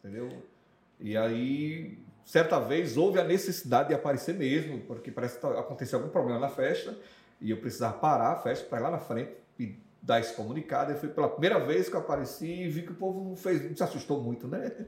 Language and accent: Portuguese; Arês, Rio Grande do Norte, Brazil; also born or lived in Natal, Rio Grande do Norte; Cheguei em Areis com 8 anos de idade